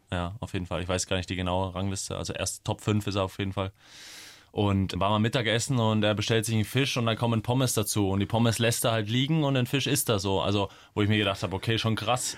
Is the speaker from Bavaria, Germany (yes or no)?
yes; Coburg, Bavaria, Germany; moved away as an adult; now in Munich, Germany; nach Coburg in meine Heimatstadt